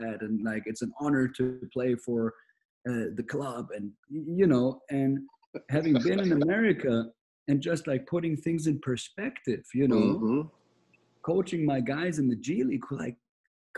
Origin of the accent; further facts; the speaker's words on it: Germany; moved away as an adult; I'm Austrian and my mother is British, but I grew up in Germany, so I am from Germany.